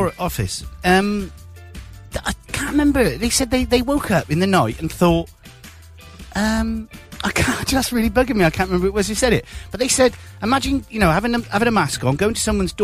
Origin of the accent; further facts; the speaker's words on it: Gloucester, South West England, United Kingdom; said, where are you from? And I said Gloucester